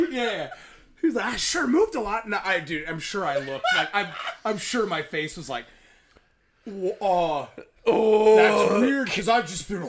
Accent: Gakona, Alaska, United States; The man who invented the jump shot is from my hometown, Gakona, Alaska.

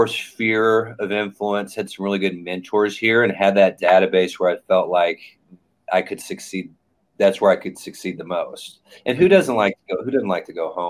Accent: Indianapolis, Indiana, United States; I'm from Indianapolis, Indiana, crossroads of America, Midwest

